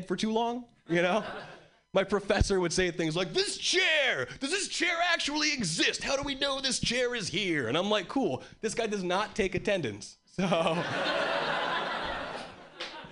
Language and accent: English; Hawaii, United States; moved away as an adult; now in Boston, United States; I was born and raised in Hawaii, and three years ago, I moved to Boston.